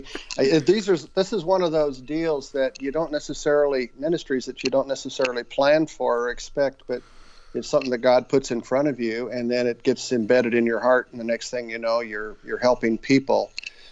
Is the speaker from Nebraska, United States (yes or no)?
yes; Western Nebraska, United States; moved away as an adult; also born or lived in Des Moines, Iowa / Omaha, Nebraska; I was raised in Western Nebraska on a farm